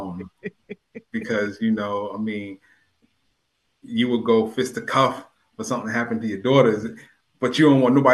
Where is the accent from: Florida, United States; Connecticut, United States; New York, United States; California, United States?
Connecticut, United States; New Haven; also born or lived in Hartford, Connecticut / Hamden, Connecticut; I was born in Yale New Haven Hospital. I was born in Franklin Street